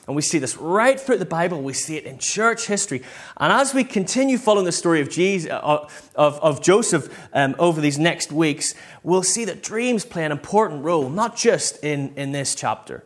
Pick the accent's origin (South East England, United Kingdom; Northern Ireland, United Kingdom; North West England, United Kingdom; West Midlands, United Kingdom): Northern Ireland, United Kingdom; moved away; the church I grew up in back in Northern Ireland